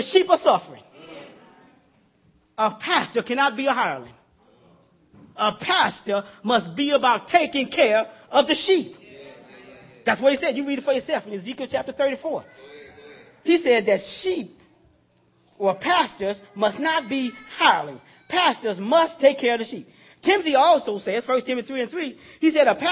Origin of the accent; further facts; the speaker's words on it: Louisiana, United States; I'm from Louisiana, old country boy, down in the sticks in the woods there.